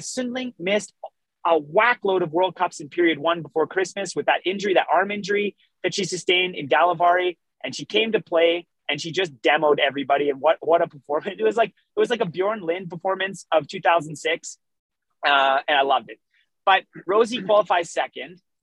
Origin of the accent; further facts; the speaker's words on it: Canada; I am still Canadian